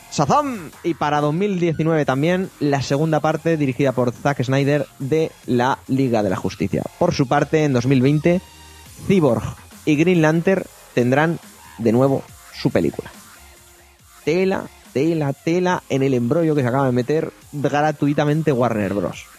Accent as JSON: {"language": "Spanish", "country": "Spain"}